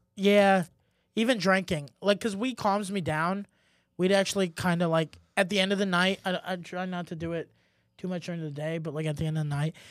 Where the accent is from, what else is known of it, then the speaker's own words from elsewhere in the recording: Germany; moved away; when I grew up in Germany, you do start drinking at a young age